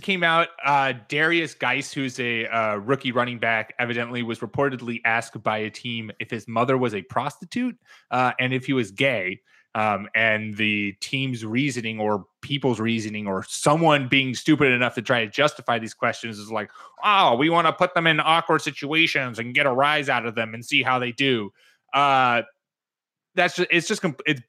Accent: East Coast, United States; how I was brought up on the East Coast to drive

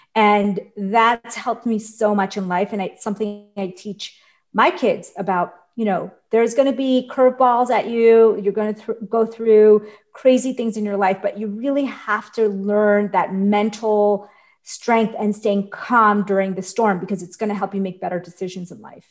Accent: New York, United States; I grew up in New York

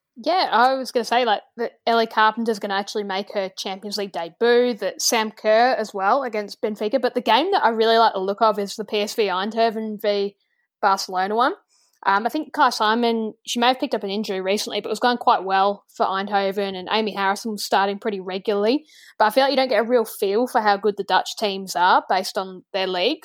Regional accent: Australia; we're Australian

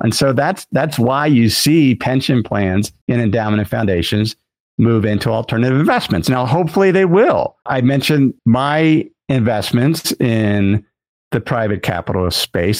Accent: Cincinnati, Ohio, United States; moved away; my hometown where I grew up was Cincinnati

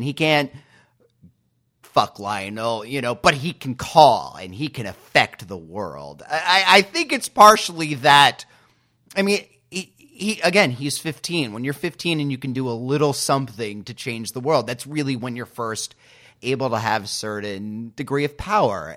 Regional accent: New York City, New York, United States; now in Portland, United States; in Brooklyn, and I'm in Portland right now

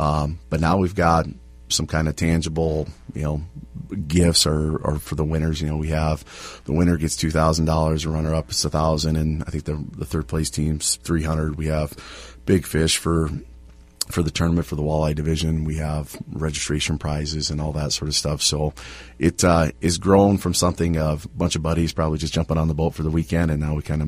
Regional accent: Iowa, United States; now in Bemidji, United States; I'm from Iowa, right? So we have, you know, cornfields and soybeans and a couple trees here and there.

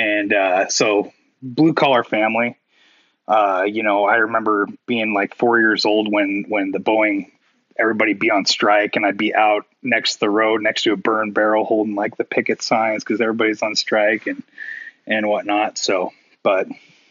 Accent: Issaquah, Washington, United States; also born or lived in Hobart, Washington; I was born in Issaquah, Washington, but kind of like I lived kind of on the outskirts and kind of closer to a place called Hobart, which is more out in the sticks

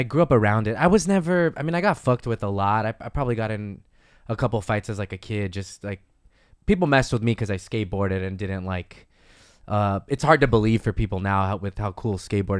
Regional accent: Los Angeles, California, United States; I grew up in LA. I'm from Northeast LA. Like, they call it Frogtown. It's like by Dodger Stadium.

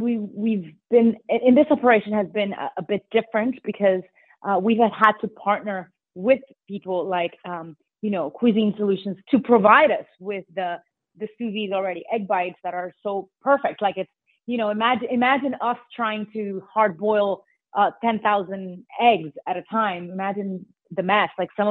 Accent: New York City, New York, United States; very dear to me because I'm a New Yorker.

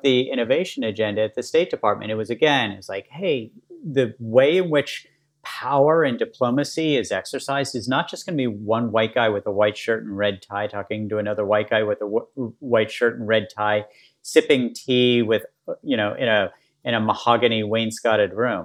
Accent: West Virginia, United States; moved away; also born or lived in Baltimore; where I grew up in West Virginia

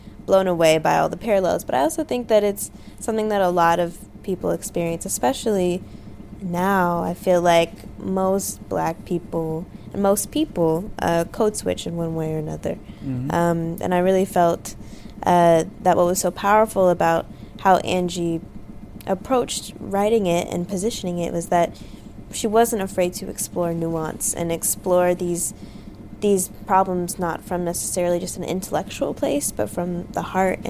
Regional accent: Los Angeles, California, United States; I grew up in South Los Angeles

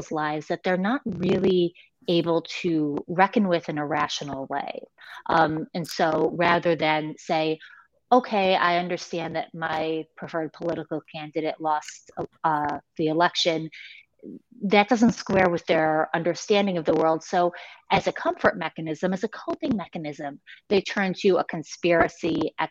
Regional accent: United States; as an American writer

